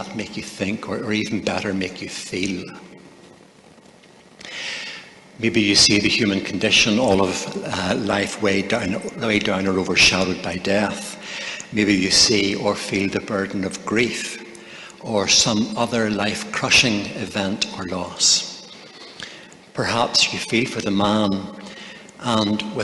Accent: Northern Ireland, United Kingdom; I was raised in Northern Ireland in a Christian family

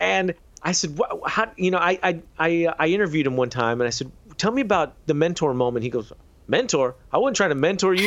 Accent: San Antonio and Houston, Texas, United States; I went to a number of schools in both San Antonio and Houston. So I was born in San Antonio, then we moved to Houston

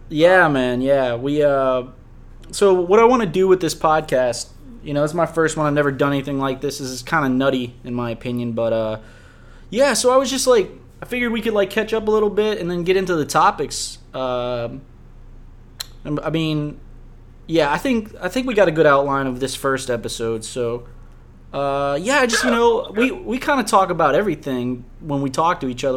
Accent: Harvey, Louisiana, United States; we both grew up on the West Bank. I grew up in Harvey

